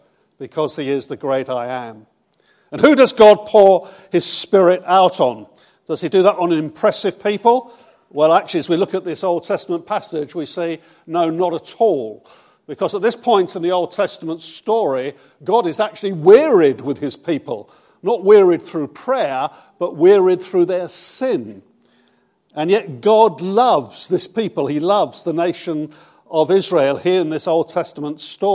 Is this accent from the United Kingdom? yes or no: yes; Bournemouth, South West England, United Kingdom; also born or lived in Brighton; I'm from Bournemouth. I was 24 years in Brighton with Terry Virgo